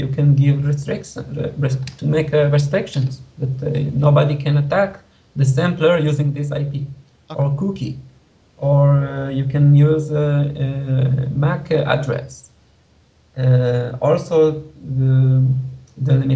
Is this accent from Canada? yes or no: no; Israel; I implement the game in 2 languages, in English and in Hebrew, because I'm from Israel